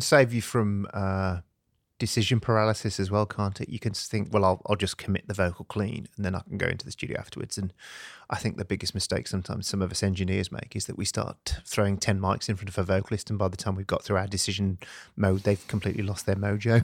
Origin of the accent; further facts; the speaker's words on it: United Kingdom; I'm typically British